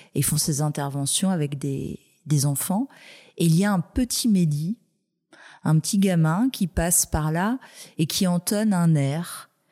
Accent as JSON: {"language": "French", "region": "Brittany", "country": "France", "said": "je suis bretonne"}